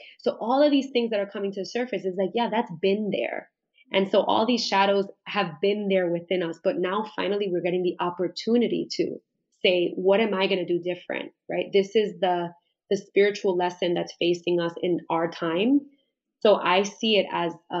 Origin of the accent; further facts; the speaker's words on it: New York, United States; I was born and raised in Brooklyn